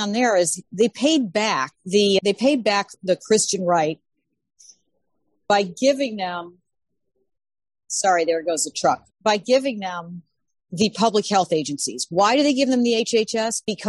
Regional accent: Illinois, United States; I'm from Illinois.

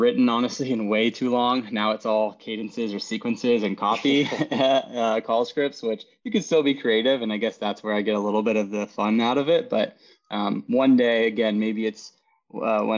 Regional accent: Chico, California, United States; now in Sacramento, United States; I grew up in Chico, California, where, you know, most people are very blue collar

